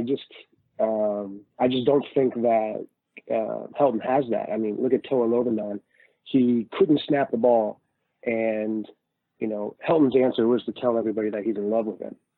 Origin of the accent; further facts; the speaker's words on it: Pacific Northwest, United States; moved away as an adult; now in Huntington Beach, United States; high school up in Pacific Northwest